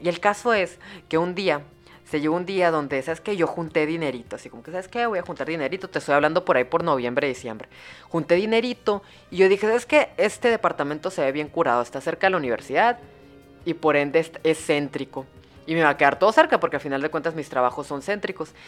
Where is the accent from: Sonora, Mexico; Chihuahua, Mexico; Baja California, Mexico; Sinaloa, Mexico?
Sonora, Mexico; Hermosillo; soy de Hermosillo, Sonora